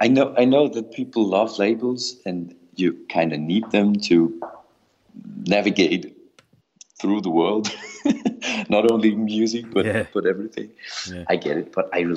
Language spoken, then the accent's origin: English; Germany; now in Austria; I am from Germany, but I live in Austria